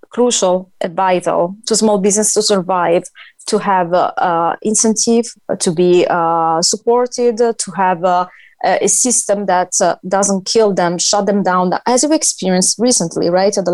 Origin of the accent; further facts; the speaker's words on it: Italy; English is a second language; moved away as an adult; now in United States; I'm from Italy.